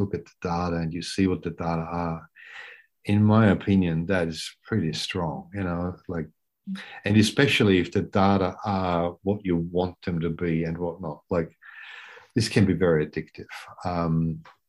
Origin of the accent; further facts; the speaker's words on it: Austria; moved away as an adult; now in Brisbane, Australia; I grew up in Austria, I should say that, and went to med school in Vienna